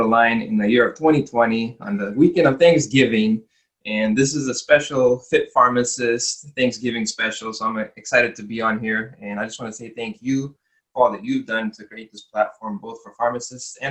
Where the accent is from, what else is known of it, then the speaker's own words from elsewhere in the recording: United States; when I was younger, growing up in America